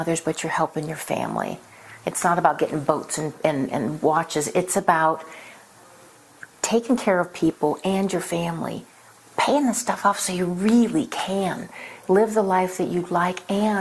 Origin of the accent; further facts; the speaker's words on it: Reno, Nevada, United States; I grew up in Reno, Nevada, and I went to Oregon State for a couple years.